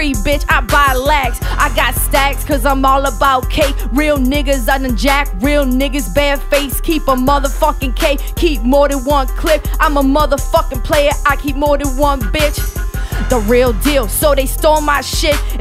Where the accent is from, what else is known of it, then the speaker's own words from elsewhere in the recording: Marrero, Louisiana, United States; We're from Marrero